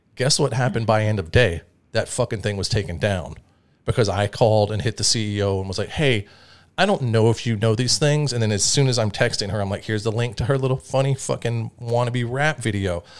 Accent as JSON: {"language": "English", "town": "Atlanta", "region": "Georgia", "country": "United States", "tie": "born or raised there", "said": "I grew up, like, in Georgia, in Atlanta, at one of, like, the hip-hop fucking meccas"}